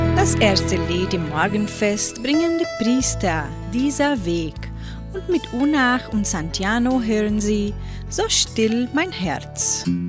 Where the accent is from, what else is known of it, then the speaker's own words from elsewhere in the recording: Entre Rios, Paraná, Brazil; Bei uns in Entre Rios